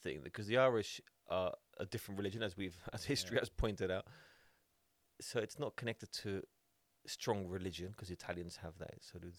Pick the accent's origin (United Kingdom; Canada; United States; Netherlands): Netherlands